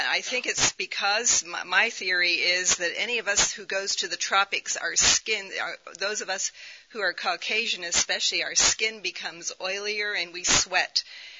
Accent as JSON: {"language": "English", "country": "Somalia", "tie": "born or raised there", "said": "I was raised in Somalia as a missionary child for almost 10 years, but that was many years ago."}